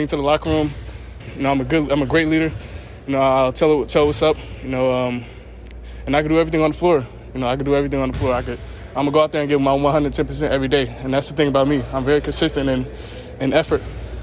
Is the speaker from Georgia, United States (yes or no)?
yes; Marietta, Georgia, United States; I'm come from Marietta, so in Georgia